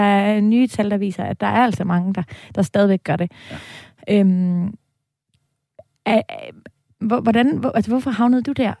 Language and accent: Danish; Denmark; moved away as an adult; now in Copenhagen, Denmark; Vi er jyder, bosat, ja. udstationeret i København